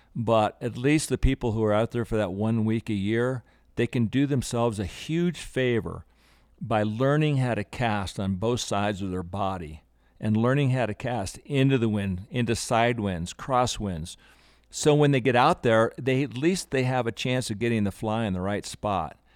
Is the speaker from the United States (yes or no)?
yes; Aspen, Colorado, United States; I grew up in Aspen since 1960